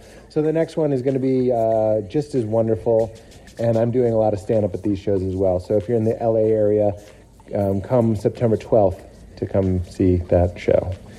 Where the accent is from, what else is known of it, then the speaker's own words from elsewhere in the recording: New England, United States; I'm from New England.